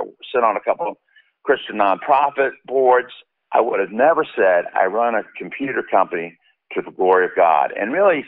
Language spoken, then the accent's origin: English; South Florida, United States; I actually grew up in South Florida, which is a little different